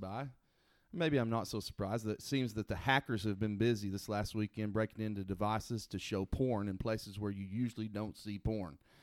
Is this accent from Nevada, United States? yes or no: no; Oklahoma, United States; I'm from Oklahoma